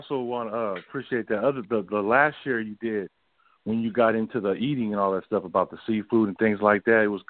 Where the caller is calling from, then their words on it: East Bay area, California, United States; I'm calling from the East Bay area.